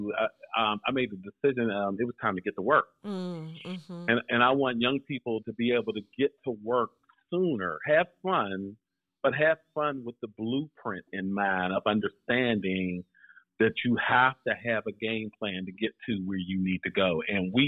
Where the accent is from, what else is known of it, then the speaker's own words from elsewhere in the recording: Pittsburgh, Pennsylvania, United States; I am from the Pittsburgh area. Grew up, born and raised in Pittsburgh.